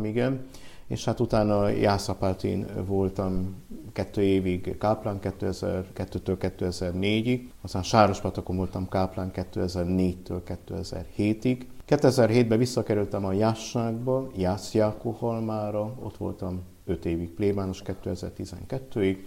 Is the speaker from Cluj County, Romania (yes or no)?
yes; Cluj-Napoca, Cluj County, Romania; moved away as an adult; also born or lived in Budapest, Hungary / Olaszliszka, Hungary; now in Hungary; Én Kolozsváron születtem már, mm. mert szüleim 50-es években Kolozsvára kerültek. Kolozsváron nőttem fel